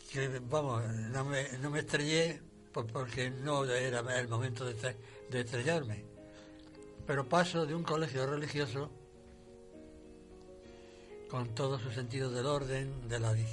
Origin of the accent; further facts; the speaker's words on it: Murcia, Region of Murcia, Spain; also born or lived in Castile; Bueno, retorné a mi tierra, a Murcia.